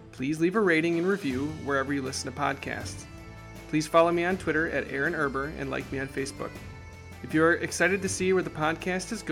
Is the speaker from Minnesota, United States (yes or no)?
yes; Minnesota, United States; I am from Minnesota, so our goodbyes take 45 minutes.